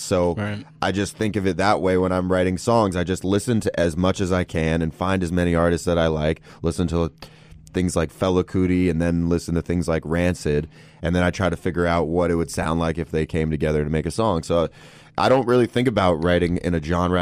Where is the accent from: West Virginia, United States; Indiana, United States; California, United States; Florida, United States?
California, United States; Los Angeles; also born or lived in New York City; born in New York. I grew up pretty much in Los Angeles